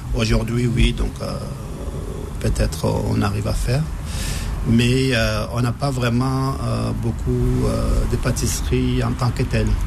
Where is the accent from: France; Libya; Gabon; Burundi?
Libya; moved away; j'ai, grandi en Libye, donc j'ai passé, j'ai grandi en Libye, j'ai passé mon enfance euh, quelques années en Libye